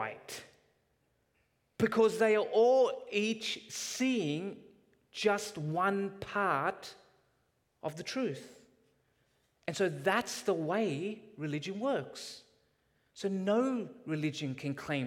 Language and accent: English; Canada; as Canadians